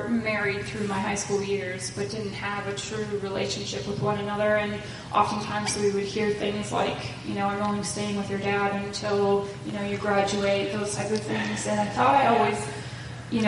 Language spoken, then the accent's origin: English; Plymouth, Wisconsin, United States; also born or lived in Sheboygan, Wisconsin; I also grew up in Plymouth.